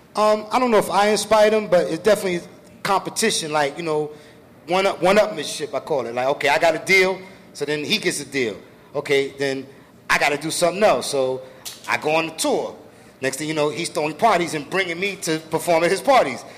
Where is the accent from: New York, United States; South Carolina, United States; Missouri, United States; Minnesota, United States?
New York, United States; New York City; I grew up in Brooklyn